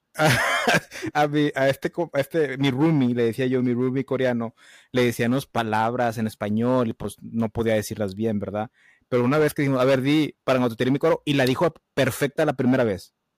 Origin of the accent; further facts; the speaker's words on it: Matamoros, Reynosa, Tamaulipas, Mexico; accent: norteño; also born or lived in United States; de donde yo soy, que es Matamoros, Reynosa